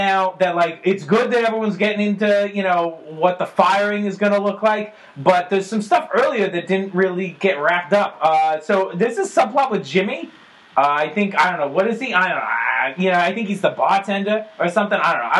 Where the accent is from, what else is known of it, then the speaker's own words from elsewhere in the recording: Argentina; I'm from Argentina myself.